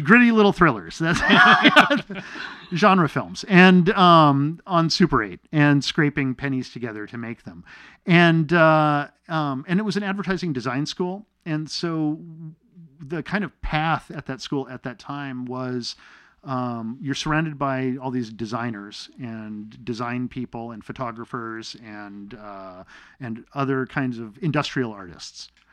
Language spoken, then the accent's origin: English; Torrance, California, United States; also born or lived in Manitoba, Canada / Arizona; up in Arizona and Los Angeles